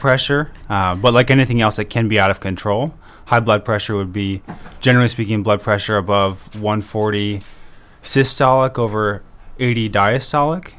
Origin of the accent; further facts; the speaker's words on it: Beresford, South Dakota, United States; also born or lived in Virginia; now in Brookings, United States; I grew up in Beersford